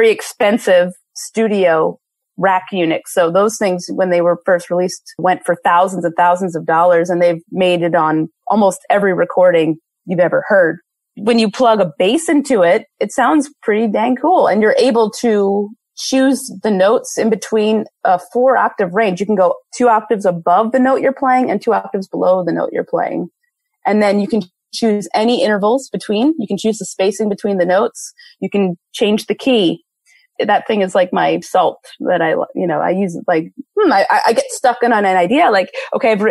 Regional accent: Philadelphia, Pennsylvania, United States; now in Seattle, United States; my hometown in Philadelphia

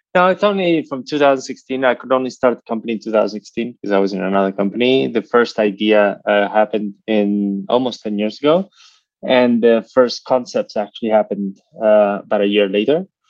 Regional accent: United States; now in Europe; I live in Europe, but I'm American

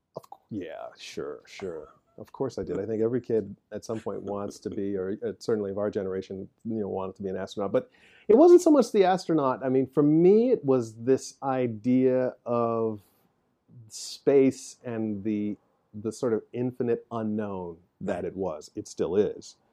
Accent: Chicago, Illinois, United States; moved away; I grew up on South Side of Chicago, working class

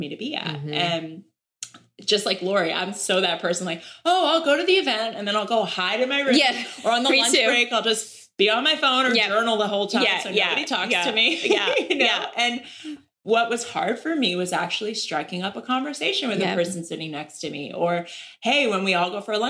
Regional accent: Erie, Pennsylvania, United States; born or raised there

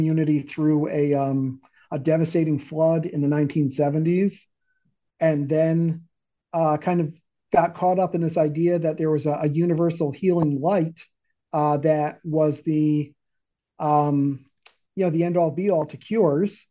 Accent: Beacon, New York, United States; Upstate New York, about an hour north of the city, in a small city called Beacon.

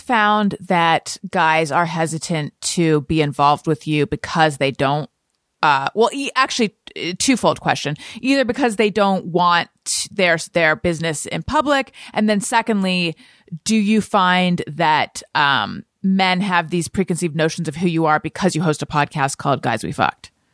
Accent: Southern California, United States; moved away; also born or lived in New York; I was born in Northern California, grew up in Southern California

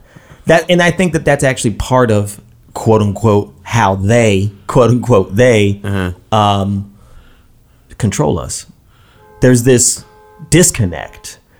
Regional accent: Brooklyn, New York, United States; Like, you grew up in Brooklyn, I grew up in Brooklyn.

